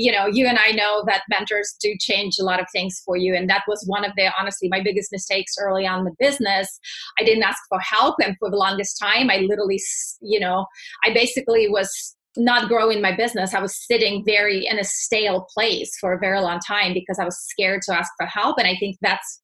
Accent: Russia; moved away as an adult; also born or lived in Texas; now in United States; born and raised in Russia, moved here right before I turned 21

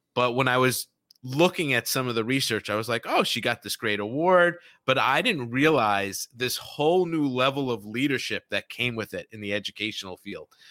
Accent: New York City, New York, United States; I grew up in New York mm-hmm. City

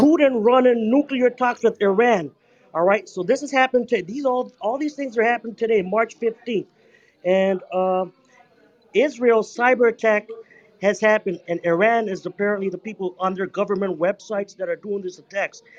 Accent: Toronto, Ontario, Canada; I'm from Toronto. We are melting pot

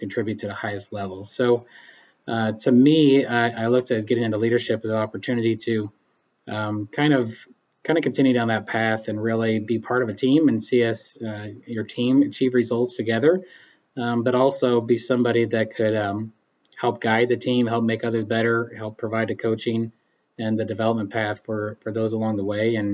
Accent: Emporia, Kansas, United States; also born or lived in Baileyville, Kansas; I'm originally from Eastern Kansas and was born and raised around the Emporia area

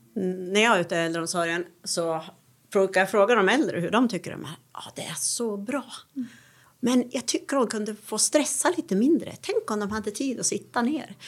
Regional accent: Gävle, Gävleborg County, Sweden; jag är ju från Gävle

